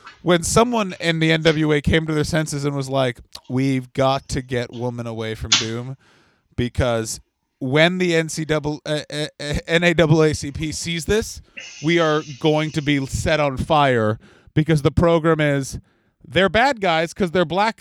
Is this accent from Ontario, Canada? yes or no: yes; Ottawa, Ontario, Canada; the Ottawa Rough Riders, my hometown Canadian Football League team